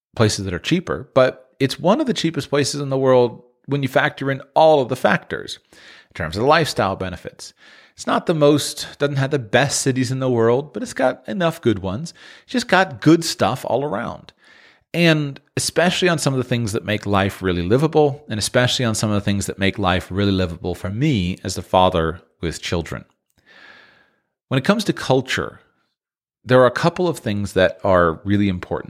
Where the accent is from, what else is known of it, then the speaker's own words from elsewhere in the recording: United States; moved away as an adult; my own native country of the United States.